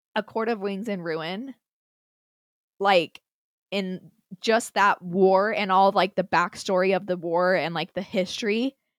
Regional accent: Utah, United States; accent: Utah; also born or lived in Minnesota; I moved back to Utah when I was like nine

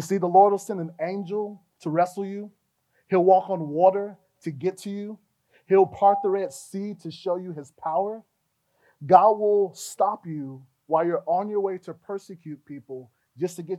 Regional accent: Fort Lauderdale, Florida, United States; also born or lived in Gainesville, Florida; I grew up in Fort Lauderdale. That's where most of my developmental years were spent.

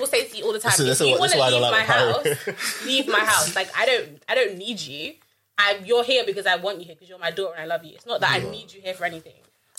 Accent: Nigeria; I'm speaking as Nigerian

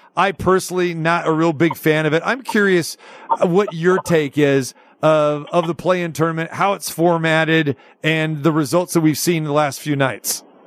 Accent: Sacramento, California, United States; I'm born and raised in Sac, uh, spent a majority of my time there

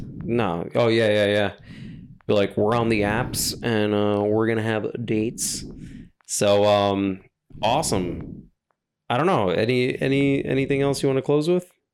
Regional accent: New York, United States; I'm from New York, I'm from, I'm born and raised in New York

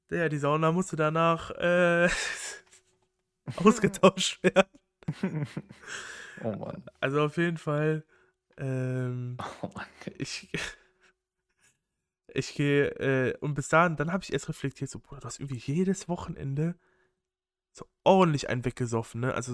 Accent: North Rhine-Westphalia, Germany; ich komme so aus Kreis Köln, da ist der Karneval ein richtiges Ding

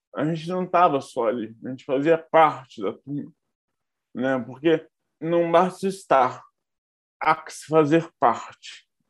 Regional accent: Barra Mansa, Rio de Janeiro, Brazil; moved away as an adult; now in Rio de Janeiro, Brazil; Eu nasci em Barra Mansa, mas moro no Rio há mais ou menos 17 anos. Eu vim para fazer faculdade e acabei ficando

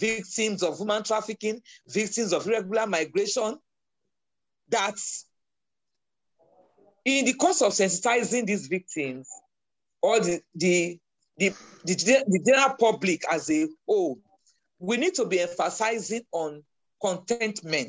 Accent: Nigeria; as a Nigerian

